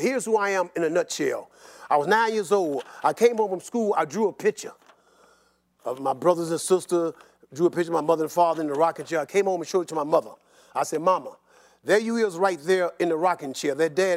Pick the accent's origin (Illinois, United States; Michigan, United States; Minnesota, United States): Illinois, United States; Chicago; when I was growing up in Southside Chicago